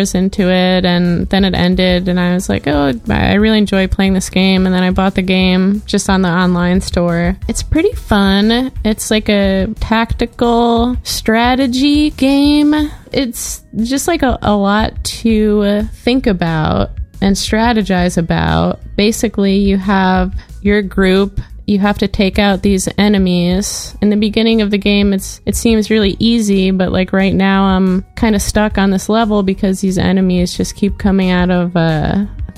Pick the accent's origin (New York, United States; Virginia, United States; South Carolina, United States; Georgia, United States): New York, United States; accent: New York; I inherently have like a New York accent.